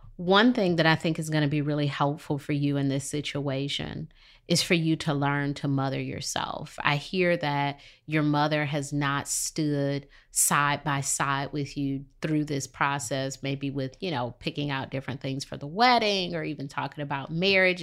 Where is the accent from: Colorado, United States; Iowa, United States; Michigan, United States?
Michigan, United States; Detroit; moved away as an adult; now in Charlotte, United States; I'm from Detroit, and, you know, Detroit has litter on the streets.